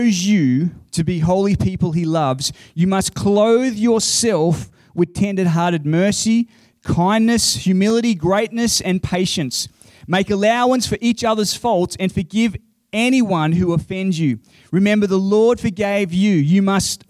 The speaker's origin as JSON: {"language": "English", "region": "Queensland", "country": "Australia", "said": "I'm a Queenslander."}